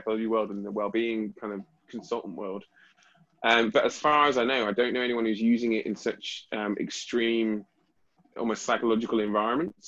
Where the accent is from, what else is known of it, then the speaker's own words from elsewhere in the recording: United Kingdom; as a British